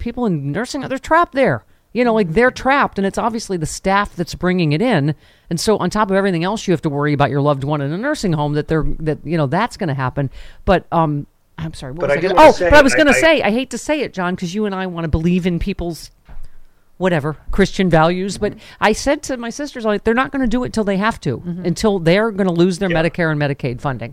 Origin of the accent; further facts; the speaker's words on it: Lockport, New York, United States; my hometown of Lackport, New York